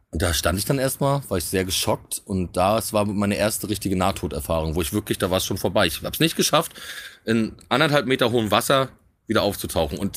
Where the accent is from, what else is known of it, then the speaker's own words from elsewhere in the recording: Rostock, Mecklenburg-Vorpommern, Germany; moved away; also born or lived in Berlin; Rostock. Ja? Ja, na, ist meine Heimatstadt.